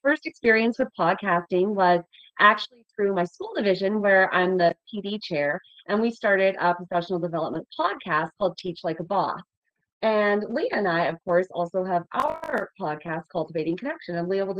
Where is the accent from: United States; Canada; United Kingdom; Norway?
Canada; Kenton, Manitoba; I'm from Kenton, Manitoba.